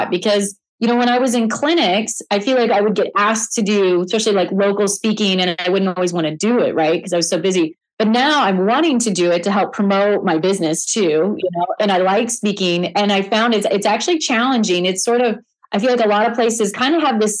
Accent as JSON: {"language": "English", "region": "Missouri", "country": "United States", "tie": "born or raised there", "moved": "as an adult", "lives_now": "Arizona, United States", "said": "I'm actually from the Midwest. I'm from Missouri. Yeah, so I grew up on a farm"}